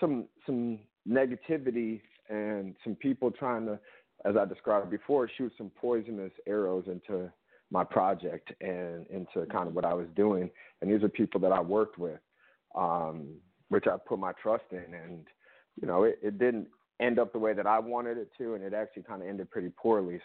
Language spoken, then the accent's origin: English; Detroit, Michigan, United States; now in New York, United States; I'm born and raised in Detroit, Michigan